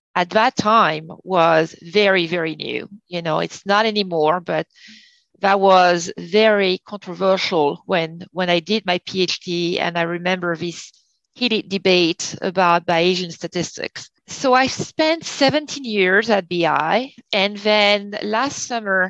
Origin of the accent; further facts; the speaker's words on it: France; moved away as an adult; now in Connecticut, United States; I'm from France, I never went to school in the US